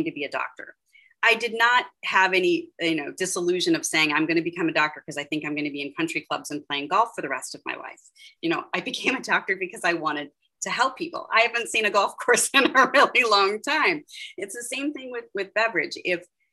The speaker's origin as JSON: {"language": "English", "town": "Pittsburgh", "region": "Pennsylvania", "country": "United States", "moved": "yes", "said": "I'm from Pittsburgh originally."}